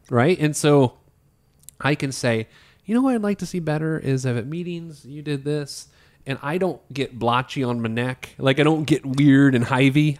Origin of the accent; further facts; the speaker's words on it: Indianapolis, Indiana, United States; I went to Pike High School in Indianapolis.